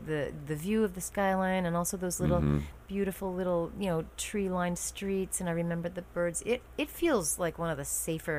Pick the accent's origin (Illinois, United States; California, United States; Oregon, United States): Oregon, United States; Eugene; moved away; also born or lived in Boston; Now, I'm a West Coaster, so I'm from Eugene, Oregon, and I had always wanted to move back west.